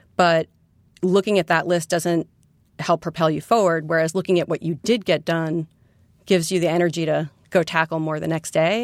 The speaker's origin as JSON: {"language": "English", "town": "New York City", "region": "New York", "country": "United States", "tie": "born or raised there", "also_born_or_lived": "West Coast"}